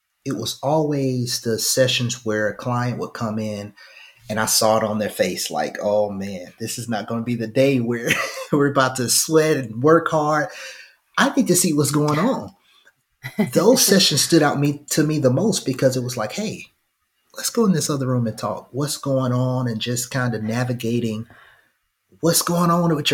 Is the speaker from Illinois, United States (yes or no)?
no; Phenix City, Alabama, United States; also born or lived in Fort Mitchell, Alabama; now in Birmingham, United States; I'm originally from Phoenix City, Alabama, by way of Fort Mitchell